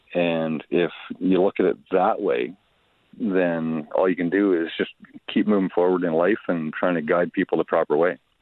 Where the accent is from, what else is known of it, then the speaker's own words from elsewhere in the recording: Detroit area, Southern Ontario, Canada; growing up around Southern Ontario, Detroit area